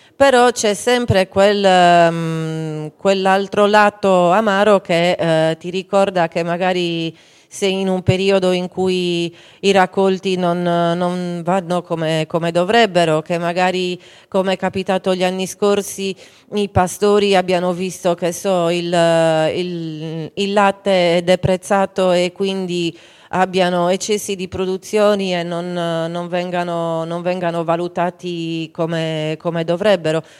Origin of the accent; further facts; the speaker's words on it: Campidano, Cagliari area, Sardinia, Italy; Da noi invece qui nel, nel, Campidano e nel Cagliaritano